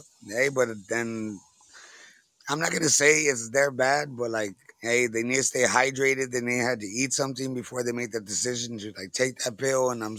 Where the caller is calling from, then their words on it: the very bottom of Texas, United States; I'm calling from Tejas, the very bottom of Texas.